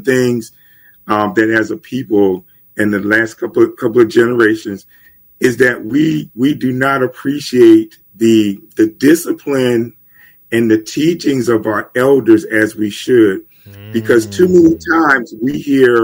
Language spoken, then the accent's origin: English; Germantown, United States; growing up in Germantown, we had the local drug dealers and stuff